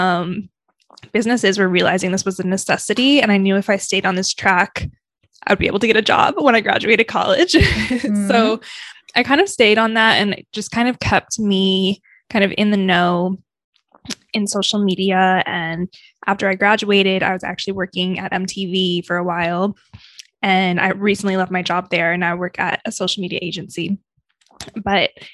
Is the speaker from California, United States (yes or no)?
no; Michigan, United States; moved away as an adult; now in New York, United States; I'm originally from Michigan, and growing up, I always just wanted to leave Michigan